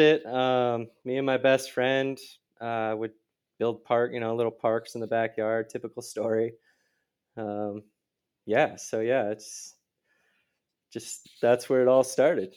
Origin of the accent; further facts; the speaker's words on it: just outside of Minneapolis, Minnesota, United States; moved away; I grew up in Minis-, Minnesota, just outside of Minneapolis.